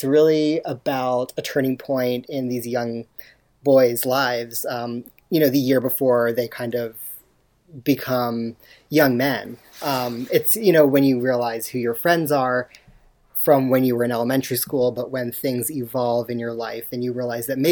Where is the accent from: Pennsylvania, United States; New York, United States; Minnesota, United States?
Pennsylvania, United States; outside of Philadelphia; also born or lived in Augusta, Georgia; And then I moved to outside of Philadelphia with my mother